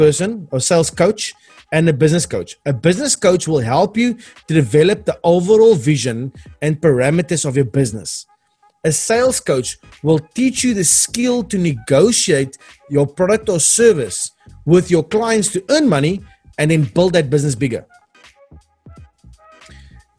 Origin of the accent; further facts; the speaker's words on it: Cape Town, Western Cape, South Africa; I'm from Cape Town.